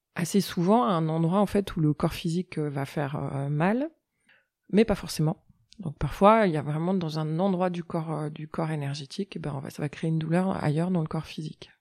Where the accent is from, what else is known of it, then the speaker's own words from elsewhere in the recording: Annecy, Auvergne-Rhône-Alpes, France; je suis née à Annecy